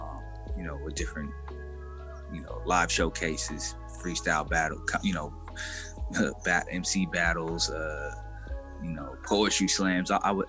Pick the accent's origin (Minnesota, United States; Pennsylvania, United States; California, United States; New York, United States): California, United States; Sacramento; born there; Yeah, I was born in Sacramento, California. My family from New Orleans, my mom and my dad. So when they came to California, they kind of moved around a lot.